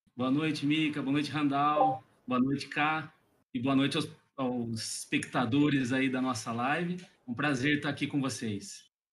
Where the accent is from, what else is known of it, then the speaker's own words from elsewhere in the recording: Piracicaba, São Paulo, Brazil; sou do interior de São Paulo, da cidade de Piracicaba